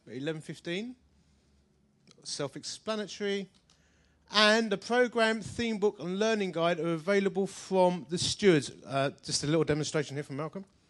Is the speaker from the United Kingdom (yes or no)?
yes; Essex, East of England, United Kingdom; I'm from Essex